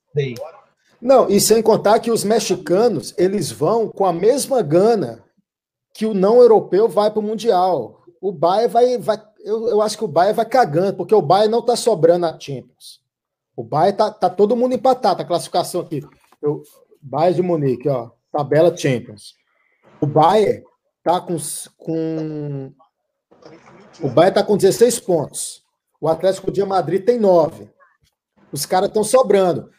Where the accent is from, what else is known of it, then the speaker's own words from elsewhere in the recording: Minas Gerais, Brazil; now in São Paulo, Brazil; eu sou mineiro